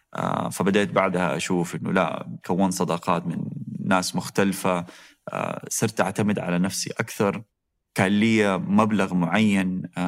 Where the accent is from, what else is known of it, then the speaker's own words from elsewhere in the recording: Saudi Arabia; also born or lived in Toronto, Canada / Waterloo, Canada; قلت له من السعودية